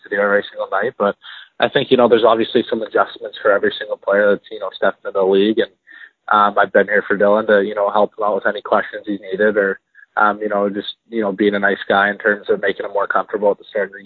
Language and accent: English; Airdrie, Alberta, Canada; also born or lived in Kelowna, British Columbia / Calgary, Alberta; now in Edmonton, Canada; I'm from Airdrie, Alberta. I grew up there until I was about 13, summer of 13, I moved away to Kelowna, played a year of hockey in Kelowna and came back and was in South Calgary with my father